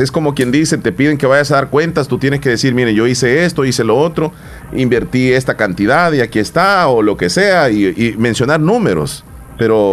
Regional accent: El Salvador; somos salvadoreños y estamos viviendo nosotros en este país

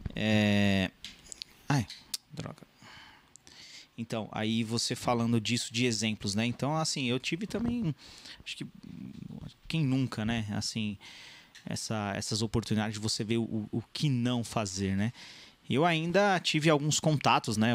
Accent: São Paulo, Brazil; also born or lived in São Bernardo do Campo; eu não nasci no ABC, eu nasci em São Paulo, mas ali divisa com São Bernardo.

